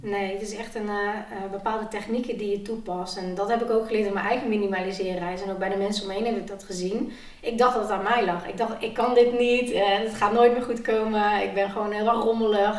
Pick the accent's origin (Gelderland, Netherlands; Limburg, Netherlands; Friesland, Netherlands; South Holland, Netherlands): Gelderland, Netherlands; Nijmegen; ik kom uit Nijmegen